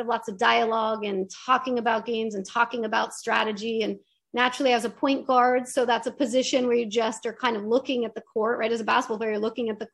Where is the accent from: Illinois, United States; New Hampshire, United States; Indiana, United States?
New Hampshire, United States; moved away; where I grew up in New Hampshire